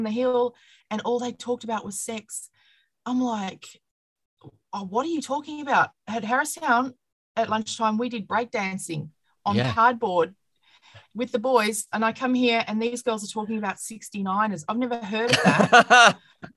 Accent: Toowoomba, Queensland, Australia; now in Melbourne, Australia; I grew up in Toowoomba

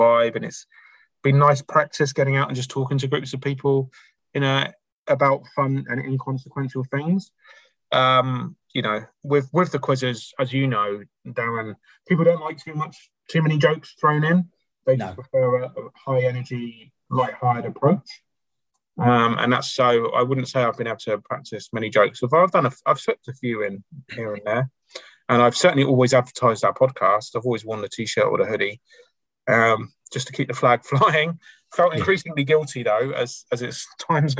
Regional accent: United Kingdom; now in Auckland, New Zealand; being British

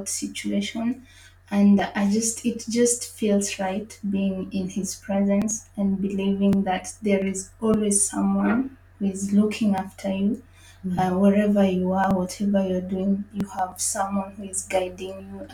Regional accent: Nairobi, Kenya; moved away as an adult; also born or lived in Paris, France; now in Lisbon, Portugal; I come from Nairobi, Kenya, born and raised in Kenya

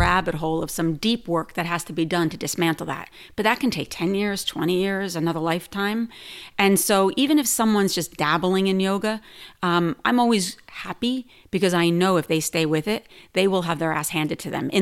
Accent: New Jersey, United States; moved away; also born or lived in New York City; I grew up in New Jersey, moved to New York City

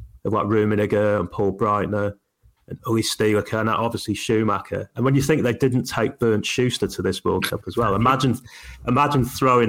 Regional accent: United Kingdom; being British

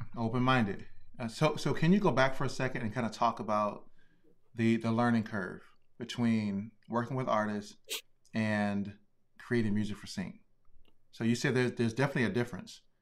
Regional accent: Hopewell, Virginia, United States; I'm from Virginia

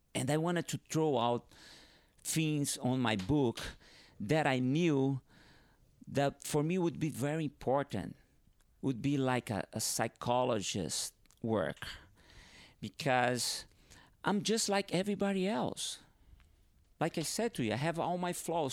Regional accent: Northeast Brazil, Brazil; first language Portuguese; English is a second language; moved away; also born or lived in Hawaii; I grew up in northeast of Brazil, and, but I had to leave my town, my hometown, and go to southeast of Brazil

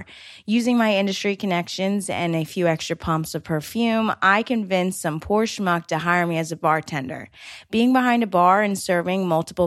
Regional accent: right outside of Atlantic City, New Jersey, United States; moved away as an adult; now in New York City, United States; I was born and raised right outside of Atlantic City, New Jersey

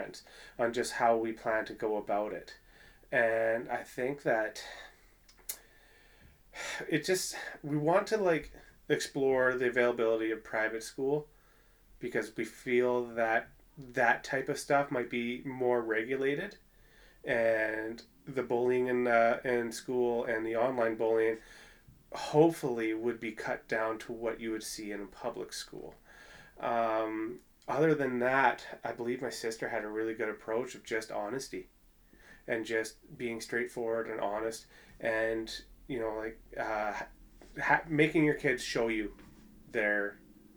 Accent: Prince George, British Columbia, Canada; moved away as an adult; now in Edmonton, Canada; most of my childhood was outside of Prince George in a real small community called Salmon Valley.

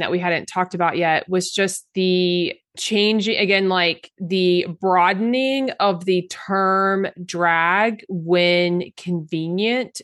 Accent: Oklahoma, United States; I grew up in Oklahoma

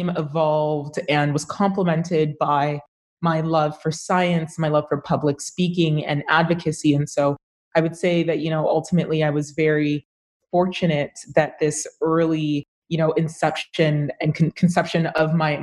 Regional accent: Brampton, Ontario, Canada; also born or lived in Ottawa; I was born in Ottawa, and I was raised in Brampton, Ontario

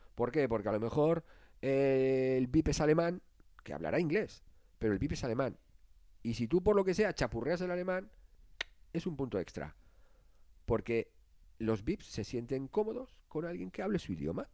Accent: Spain; Nosotros somos españoles

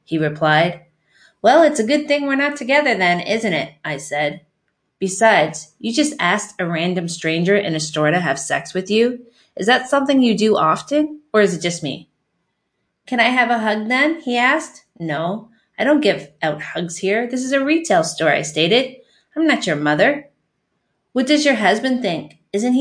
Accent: Canada; also born or lived in Windsor, Ontario; I'm from Canada.

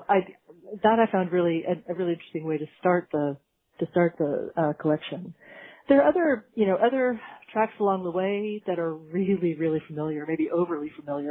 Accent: California, United States; also born or lived in Britain; now in United Kingdom; I'm from California originally

